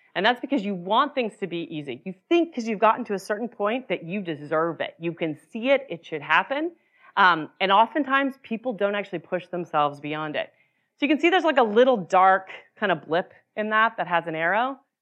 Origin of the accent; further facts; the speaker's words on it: Utah, United States; moved away; I grew up in Utah